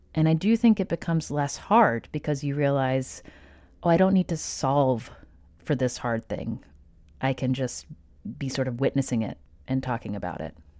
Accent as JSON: {"language": "English", "town": "Nashville", "region": "Tennessee", "country": "United States", "tie": "born or raised there", "said": "was born in nineteen eighty in Nashville, Tennessee, to two parents"}